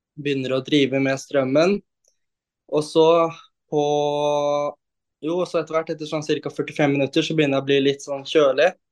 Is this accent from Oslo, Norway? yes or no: yes; Oslo, Norway; jeg er jo da fra Oslo. Jeg er 19 år